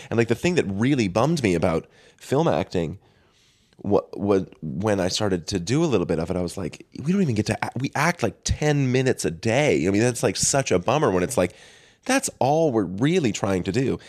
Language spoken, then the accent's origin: English; north of Boston, Massachusetts, United States; I say north of Boston